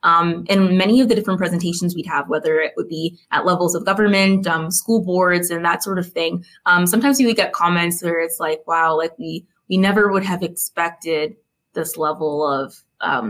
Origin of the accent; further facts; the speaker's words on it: Saskatchewan, Canada; born and raised in Saskatchewan